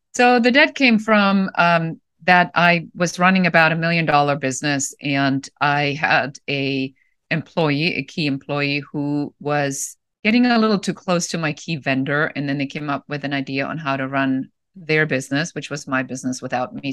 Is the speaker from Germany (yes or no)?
yes; Germany; moved away as an adult; also born or lived in Los Angeles, United States; now in United States; I'm originally from Germany